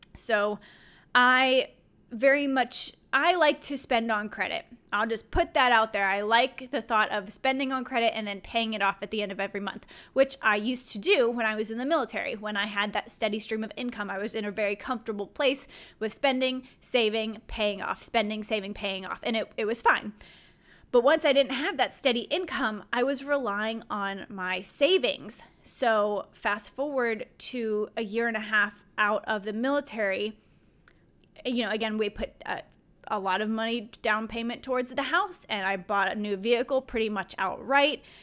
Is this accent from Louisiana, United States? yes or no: yes; Louisiana, United States; moved away as an adult; I'm from Louisiana, so that was out-of-state tuition for me.